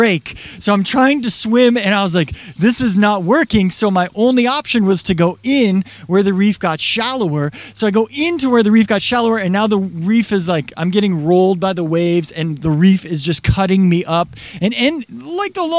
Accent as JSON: {"language": "English", "region": "Washington", "country": "United States", "tie": "born or raised there", "said": "I grew up in Washington"}